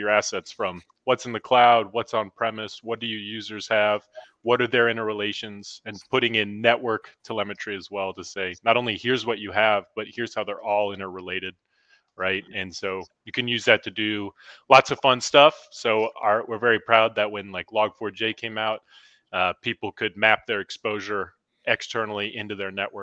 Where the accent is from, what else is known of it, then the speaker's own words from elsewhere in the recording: Normal, Illinois, United States; my hometown that I grew up in Normal, Illinois.